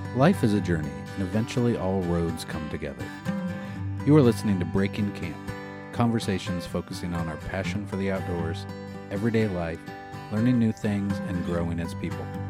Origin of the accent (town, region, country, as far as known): Oregon, United States; born or raised there